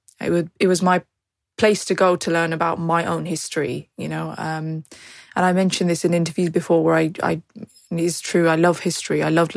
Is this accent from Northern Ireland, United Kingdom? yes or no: no; Birmingham, West Midlands, United Kingdom; My experience growing up in Birmingham was wonderful, really. I mean, I feel that the community here is incredibly diverse, but also quite equally balancing. My own community, so the British kind of Pakistani, British Muslim community